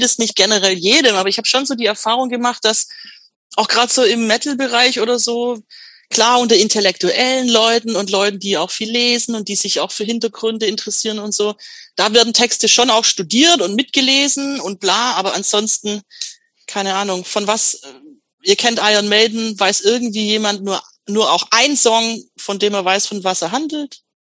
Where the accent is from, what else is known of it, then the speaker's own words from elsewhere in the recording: Swabia, Baden-Württemberg, Germany; accent: Swabian; now in Stuttgart, Germany; dass ich so mir das Schwäbisch abtrainiere